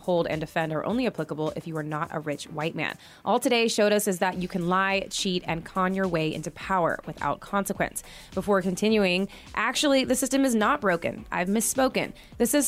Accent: Utah, United States; I'm from Utah

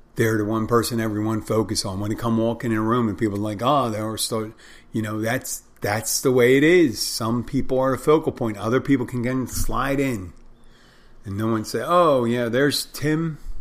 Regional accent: Philadelphia, Pennsylvania, United States; I'm from Philadelphia too, like Will Smith.

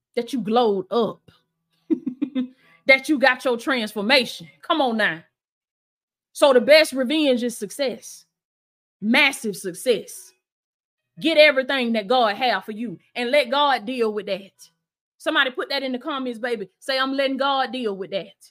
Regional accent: Blakely, Georgia, United States; moved away; my old house in in my hometown, Blakely, Georgia

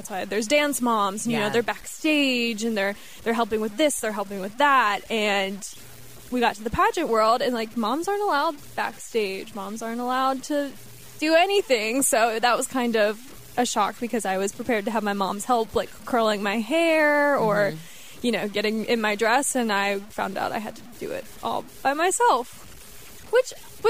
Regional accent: Cincinnati, Ohio, United States; also born or lived in Texas / Detroit; So I was born in Texas. {S0} Okay. {S1} I lived there for a year, and then we moved to Detroit. Where my brother was born, and he is 2 years younger than me. And then we moved to Ohio and lived in Cincinnati for a while, moved to Toledo, moved back to Cincinnati after that.

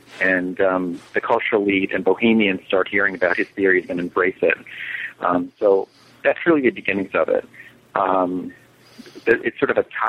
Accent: New York, United States; now in Miami, United States; I live in Miami most of the year, but I spend summers in New York City. And I grew up in New York

